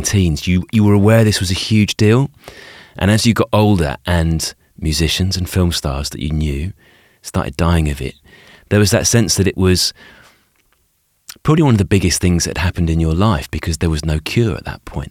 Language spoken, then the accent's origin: English; United Kingdom; as a kid growing up in Britain